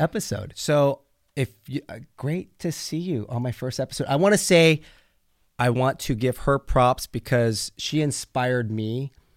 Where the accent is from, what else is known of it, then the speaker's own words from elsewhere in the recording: Pleasanton, California, United States; now in Newport Beach, United States; I grew up in Pleasanton, California. That's in Northern California